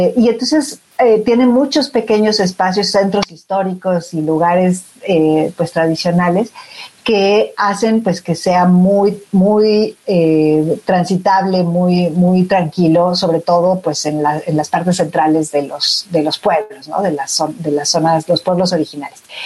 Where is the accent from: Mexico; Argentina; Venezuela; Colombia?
Mexico; como sociedad mexicana